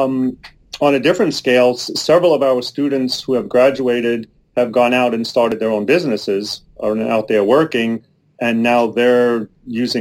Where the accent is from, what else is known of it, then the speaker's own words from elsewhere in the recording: East Coast, United States; now in Oregon, United States; I'm originally from the East Coast